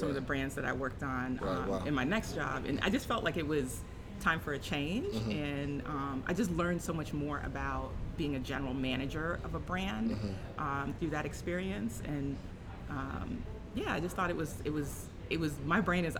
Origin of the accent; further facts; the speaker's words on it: Fort Lauderdale, Florida, United States; also born or lived in Bahamas / Tallahassee / New York; I grew up in Fort Lauderdale